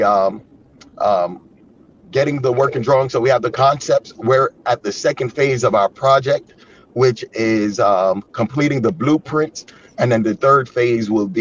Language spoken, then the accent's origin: English; Yonkers, New York, United States; moved away as an adult; now in Chicago, United States; I'm from a city called Yonkers.